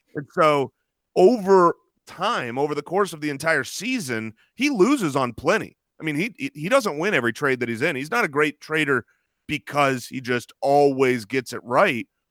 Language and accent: English; Arizona, United States; we're from Arizona